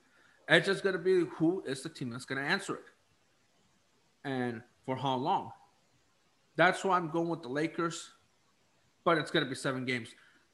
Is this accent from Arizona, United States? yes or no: yes; Arizona, United States; I'm from Arizona, a local guy.